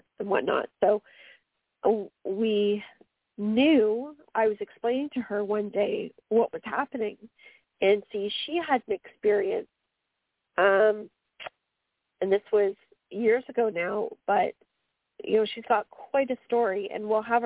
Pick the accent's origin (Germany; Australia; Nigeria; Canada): Canada; accent: Canadian; my Canadian accent